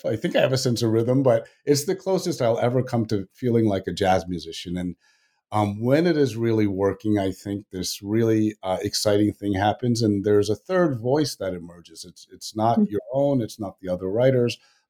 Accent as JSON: {"language": "English", "region": "Virginia", "country": "United States", "tie": "born or raised there", "said": "You know, I grew up in Virginia, which I didn't even, Northern Virginia, which I didn't even realize was south of the Mason-Dixon line"}